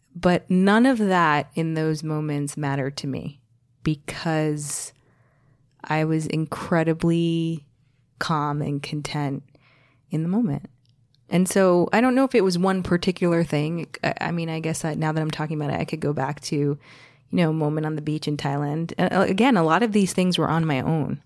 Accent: New Jersey, United States; also born or lived in New York City; I, I grew up in the States, as we've noted several times. I was born in New Jersey

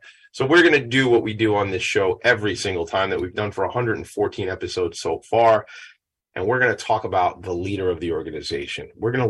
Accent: Franklin Square, New York, United States; I'm Italian, but to some guy that just got here from Milan and me are not exactly the same thing. I mean, I'm from Long Island. I'm from Franklin Square

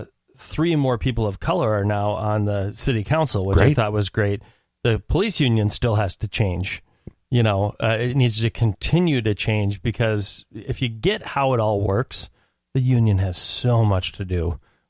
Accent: Minneapolis, Minnesota, United States; moved away; I'm from North Minneapolis originally, but I've been gone for a very long time.

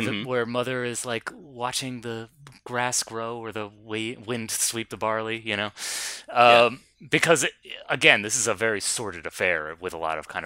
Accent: New England, United States; we're from New England

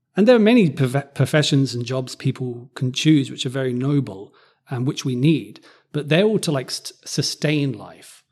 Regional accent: Cambridge, East of England, United Kingdom; where I grew up in Cambridge

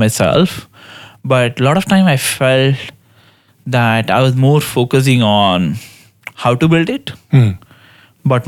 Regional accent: Mumbai, Maharashtra, India; moved away as an adult; now in United States; I grew up in Bombay, mm-hmm. Mumbai, India

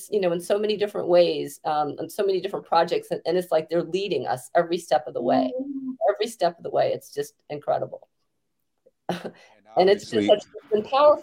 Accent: Baltimore, Maryland, United States; I was born in Baltimore

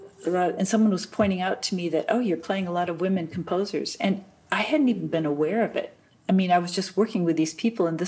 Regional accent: United States; moved away as an adult; now in Germany; I'm an American

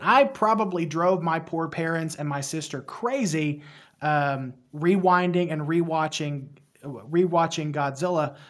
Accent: West Virginia, United States; accent: thick accent; I am from West Virginia. I don't know if you guys can hear the accent, but I, I've been told that I have a thick accent

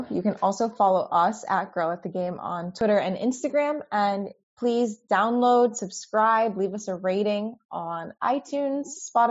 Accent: United States; I grew up like right near the Connecticut border

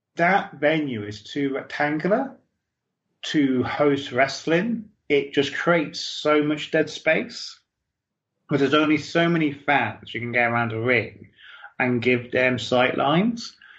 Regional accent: United Kingdom; I'm a British boxing fan

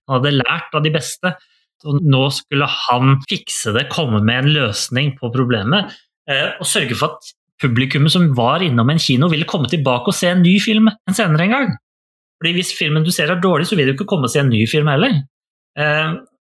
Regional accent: Norway; jeg er født og oppvokst i Norge

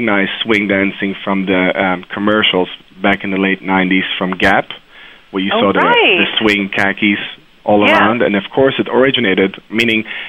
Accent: Maastricht, Limburg, Netherlands; moved away; also born or lived in Haifa, Israel; I was born in Israel, in Haifa, and I grew up in Maastricht, which is in the southern part of Holland

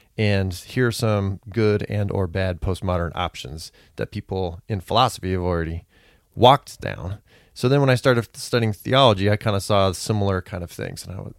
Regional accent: California, United States; So I was raised in California as a fundamentalist.

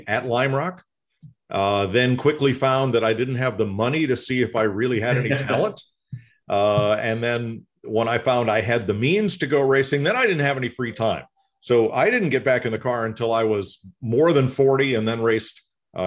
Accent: Central Connecticut, United States; I grew up in Central Connecticut, not far from ESPN, Windsor and West Hartford

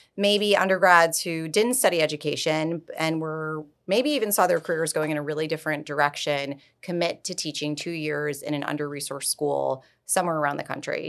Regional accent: New York, United States; moved away as an adult; also born or lived in Florida; now in Palm Beach, United States; I'm born and raised in New York, and I very much thought I was a lifelong New Yorker

